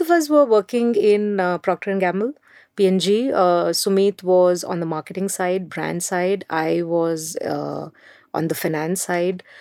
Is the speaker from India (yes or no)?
yes; Mumbai, Maharashtra, India; I grew up in Mumbai.